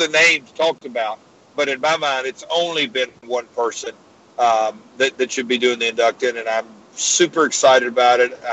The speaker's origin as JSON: {"language": "English", "town": "Nashville", "region": "Tennessee", "country": "United States", "tie": "born or raised there", "said": "my hometown of Nashville"}